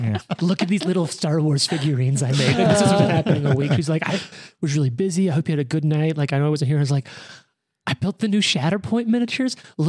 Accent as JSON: {"language": "English", "region": "Louisiana", "country": "United States", "tie": "born or raised there", "accent": "thick Louisiana", "moved": "yes", "said": "I grew up in Louisiana at the time and I had like a thick Louisiana accent."}